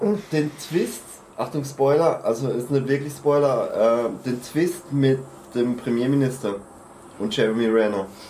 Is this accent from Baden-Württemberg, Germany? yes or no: yes; Freiburg region, Baden-Württemberg, Germany; ich komme aus der Freiburger Region